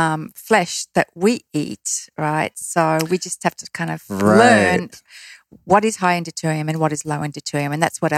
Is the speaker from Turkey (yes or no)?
no; Australia; I'm Australian.